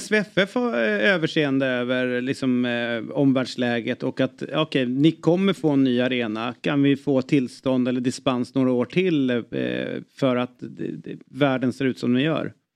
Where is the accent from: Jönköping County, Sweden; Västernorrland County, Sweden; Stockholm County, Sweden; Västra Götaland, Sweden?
Stockholm County, Sweden; Stockholm; som stockholmare